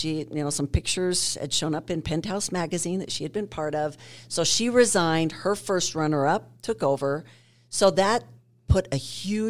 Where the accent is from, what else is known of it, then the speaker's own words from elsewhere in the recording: Utah, United States; I was from Utah. Who wins from Utah?